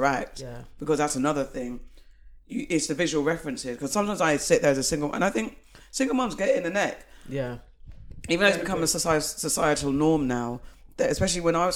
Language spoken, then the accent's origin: English; United Kingdom; as a British black person